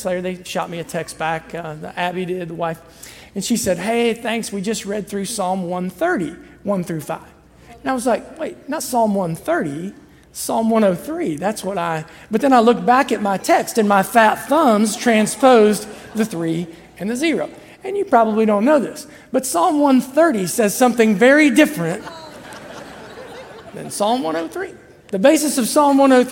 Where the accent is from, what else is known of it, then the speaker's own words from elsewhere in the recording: Southern Ohio, United States; I'm from Southern Ohio